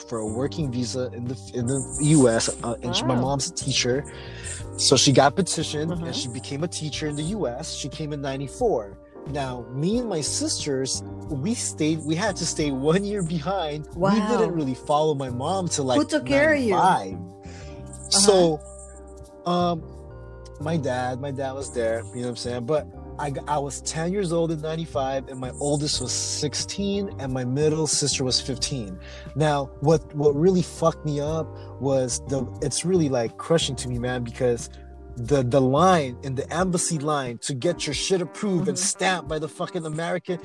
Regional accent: Philippines; now in United States; we are immigrants from the Philippines

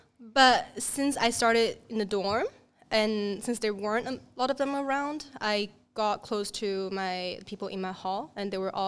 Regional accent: Dongguan, Guangdong, China; first language Mandarin; English is a second language; So we speak Mandarin at home. And then when I was a kid, because, you know, growing up in Dongguan

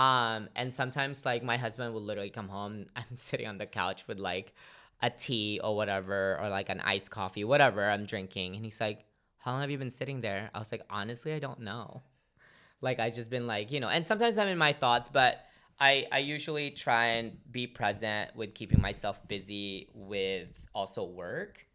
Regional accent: Philippines; now in United States; grew up in the Philippines as, you know, now living in America.

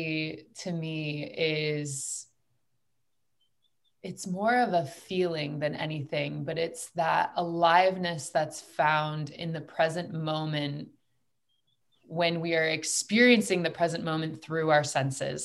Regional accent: United States; I was raised in a very masculine environment. I'm from the United States.

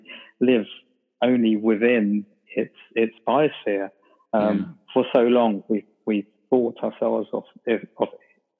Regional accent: London, United Kingdom; moved away; I grew up in London, and a lot of my family still live there

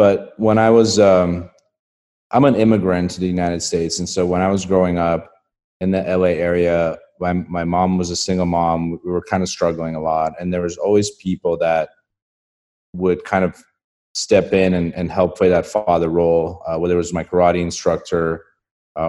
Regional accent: Estonia; moved away; I grew up in a country called Estonia

